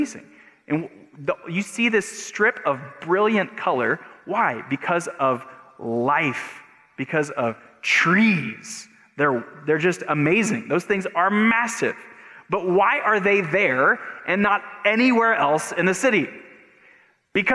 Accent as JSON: {"language": "English", "country": "United States", "said": "we as Americans"}